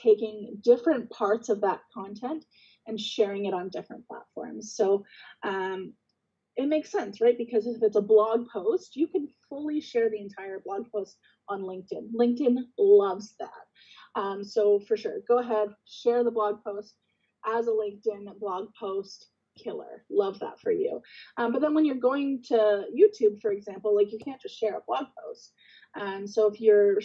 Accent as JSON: {"language": "English", "town": "Guelph", "region": "Ontario", "country": "Canada", "moved": "yes", "said": "I'm originally from Guelph as well. So it's nice to kind of have that town connection"}